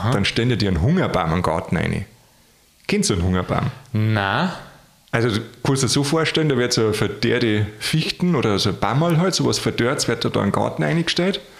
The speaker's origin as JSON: {"language": "German", "region": "Bavaria", "country": "Germany", "said": "also bei mir, da wo ich herkomme, im Chiemgau, ist das ganz Echt? gang und gäbe, ja."}